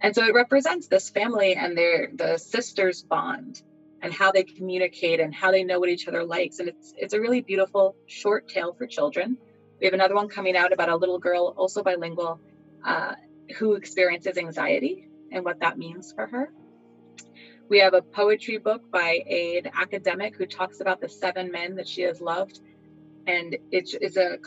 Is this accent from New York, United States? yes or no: yes; New York, United States; I am from New York, born and bred, but that my background is as a Puerto Rican, right? My ancestry.